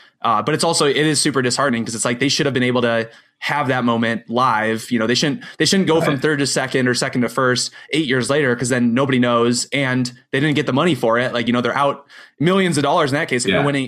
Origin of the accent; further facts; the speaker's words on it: Iowa, United States; I'm from Iowa.